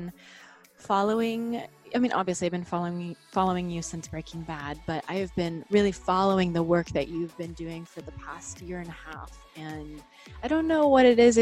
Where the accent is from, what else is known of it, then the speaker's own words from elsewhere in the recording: Dallas, Texas, United States; moved away as an adult; also born or lived in Austin, Texas; now in New York City, United States; I grew up in Dallas, Texas, and I went to school in Austin